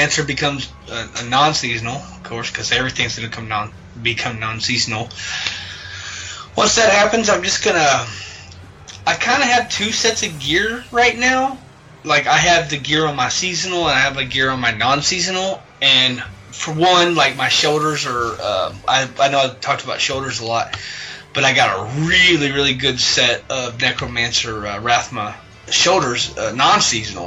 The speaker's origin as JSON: {"language": "English", "region": "the South", "country": "United States", "said": "I'm from the South"}